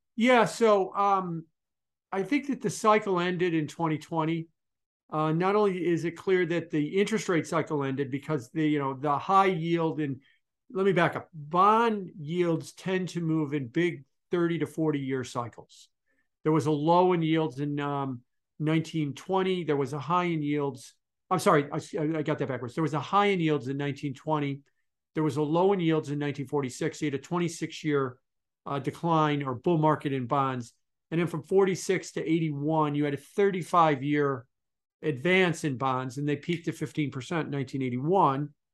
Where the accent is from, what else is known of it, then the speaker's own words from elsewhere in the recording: Chicago, Illinois, United States; also born or lived in Milwaukee, Wisconsin; I'm from Chicago